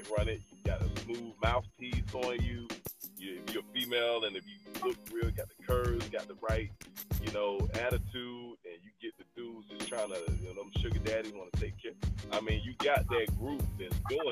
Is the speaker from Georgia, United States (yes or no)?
yes; Atlanta, Georgia, United States; I'm from Atlanta